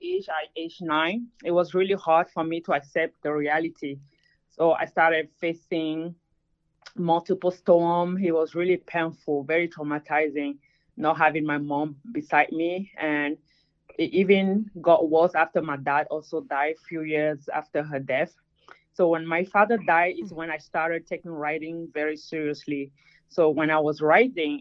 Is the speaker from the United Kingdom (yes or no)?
no; Cameroon; first language French; English is a second language; now in United States; me and my siblings' life when we grew up in the barrack with a father who was in the military and the war that was going on in Cameroon